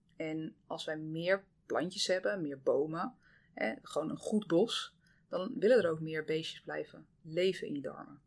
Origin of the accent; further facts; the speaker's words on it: Zeeland, Netherlands; ik kom uit Zeeland. Eh, dus ik ben eigenlijk echt heel Zeeuws opgevoed. Heel blij om dat ik ook in het dorp ben opgevoed